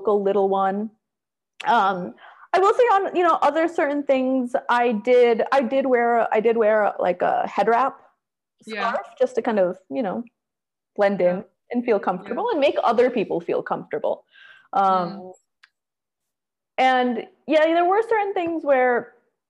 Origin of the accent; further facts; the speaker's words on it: United States; I have my accent